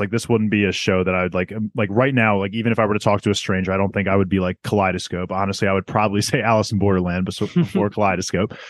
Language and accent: English; South Korea; I'm from South Korean.